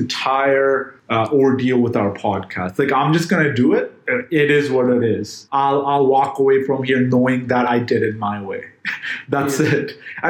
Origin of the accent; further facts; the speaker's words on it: Jamaica; I'm from Jamaica.